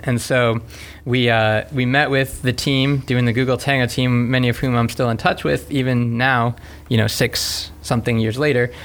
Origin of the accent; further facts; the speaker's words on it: South Florida, United States; also born or lived in Gainesville, Florida; I grew up in South Florida and I came to Gainesville for for an engineering degree at UF